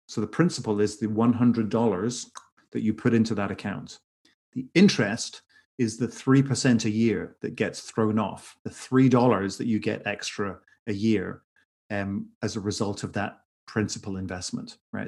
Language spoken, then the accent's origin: English; Northern Ireland, United Kingdom; now in Los Angeles, United States; I'm originally from Ireland, from Northern Ireland specifically.